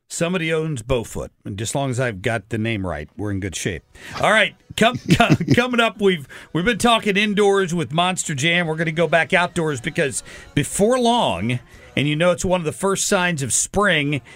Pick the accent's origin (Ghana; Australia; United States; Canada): United States; Cincinnati, Ohio; now in St. Louis, United States; I grew up in Cincinnati as as a young kid. I've lived here for thirty years